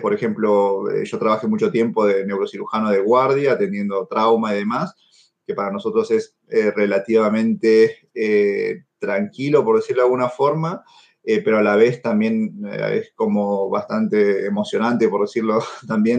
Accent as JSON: {"language": "Spanish", "country": "Argentina", "tie": "born or raised there", "also_born_or_lived": "Peru / La Plata, Argentina / Buenos Aires, Argentina", "moved": "as an adult", "lives_now": "Germany", "said": "yo en realidad nací en Perú, pero desde muy chiquito vivo en, Argentina"}